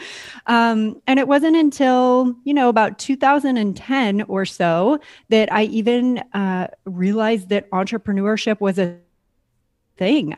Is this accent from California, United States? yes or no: yes; San Diego, California, United States; moved away as an adult; also born or lived in San Francisco / Maine; I grew up in California, Southern California, San Diego, to be exact.